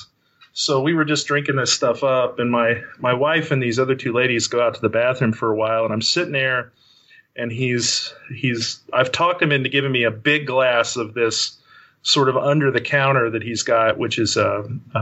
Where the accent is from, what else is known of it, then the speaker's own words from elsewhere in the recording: West Texas, United States; I grew up in West Texas